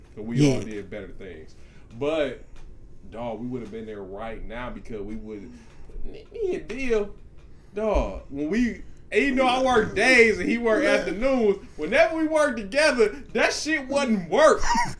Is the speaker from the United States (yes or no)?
yes; Detroit, Michigan, United States; I'm from Chalmers, baby.